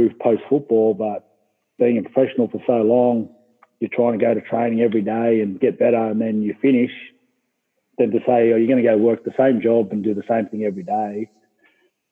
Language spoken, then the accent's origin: English; Granville, New South Wales, Australia; we grew up in Granville, Duck Creek there.